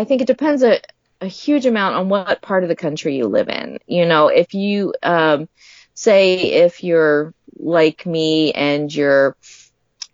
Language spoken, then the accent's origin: English; Delaware, United States; moved away; I was born and raised in Delaware